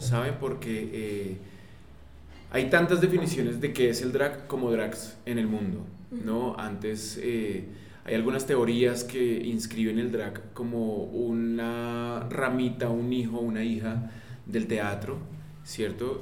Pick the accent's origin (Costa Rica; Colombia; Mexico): Colombia; en nuestro país